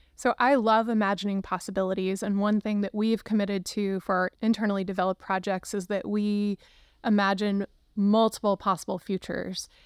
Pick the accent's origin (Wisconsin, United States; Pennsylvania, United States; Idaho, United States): Pennsylvania, United States; Luzerne County; now in Cincinnati, United States; I grew up in Luzerne County, Pennsylvania.